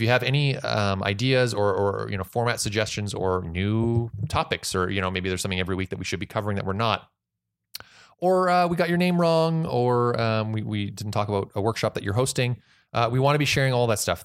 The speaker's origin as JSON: {"language": "English", "country": "Canada", "said": "I'm just so proud as Canadian."}